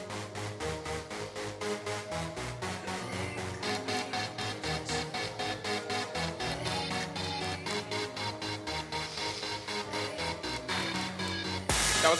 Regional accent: Honolulu, Hawaii, United States; moved away; also born or lived in New York / New Jersey; my friends from my hometown of Honolulu

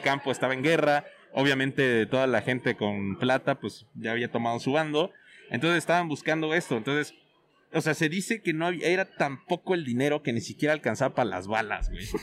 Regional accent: Mexico

